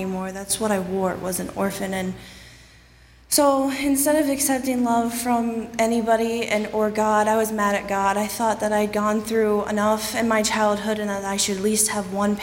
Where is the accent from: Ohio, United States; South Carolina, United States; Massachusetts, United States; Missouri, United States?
Ohio, United States; moved away; I'm from Ohio